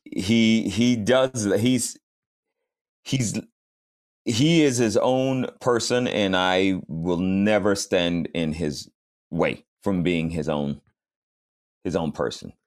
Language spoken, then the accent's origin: English; Fayetteville, Georgia, United States; I grew up in Fayetteville, Georgia